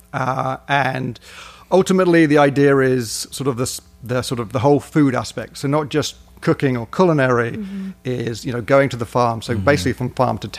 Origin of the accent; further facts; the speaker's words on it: United Kingdom; accent: British; moved away as an adult; also born or lived in Edinburgh; now in Northwest Arkansas, United States; you can tell by the accent, I'm British